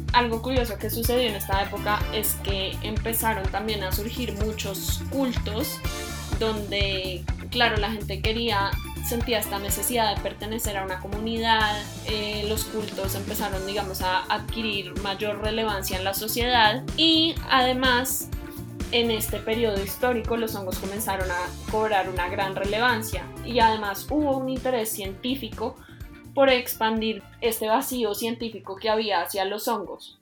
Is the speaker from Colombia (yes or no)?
yes; Colombia; Soy colombiana de ascendencia libanesa y soy politóloga